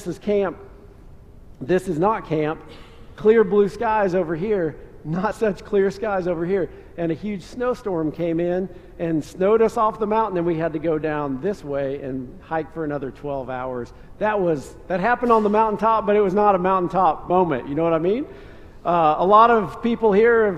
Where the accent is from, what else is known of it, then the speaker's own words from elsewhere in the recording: Wisconsin, United States; moved away; I was born in Wisconsin